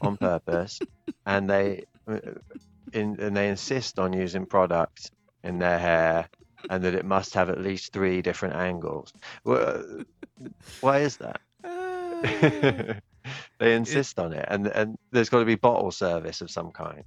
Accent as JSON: {"language": "English", "country": "United Kingdom", "also_born_or_lived": "Japan", "lives_now": "Manchester, United Kingdom", "said": "as a British guy who has uh, lived abroad for a significant amount of time"}